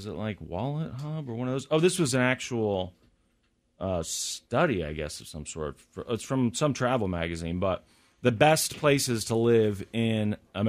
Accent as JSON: {"language": "English", "country": "United States", "also_born_or_lived": "Missouri / Kansas", "said": "when you're from Missouri or Kansas, you know, where I've spent most of my life"}